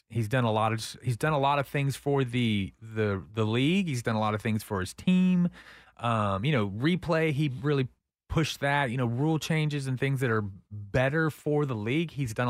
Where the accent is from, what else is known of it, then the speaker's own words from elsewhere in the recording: Pflugerville, Texas, United States; Right. Now I'm from Pflugerville. I can say that.